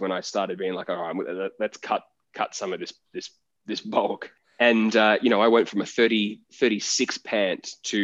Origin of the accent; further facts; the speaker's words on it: Gold Coast, Queensland, Australia; I grew up on the Gold Coast.